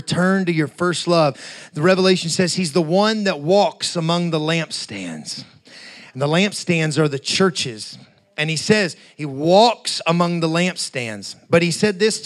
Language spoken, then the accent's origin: English; Appalachia, United States; I'm from, you know, Appalachia, so, you know, growing up near the Kentucky, West Virginia, Southern Ohio area, hillbilly country